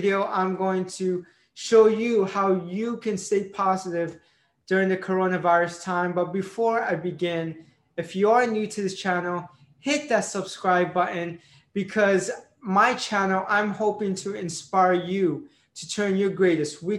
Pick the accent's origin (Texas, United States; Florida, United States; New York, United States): Florida, United States; Tampa; moved away as an adult; now in Philadelphia, United States; My first time moving outside of my hometown, Tampa, Florida